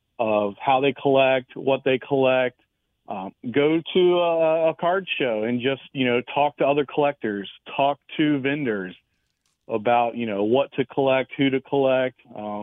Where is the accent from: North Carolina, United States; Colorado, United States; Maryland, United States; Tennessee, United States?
Maryland, United States; When I was an 8-year-old kid growing up in Maryland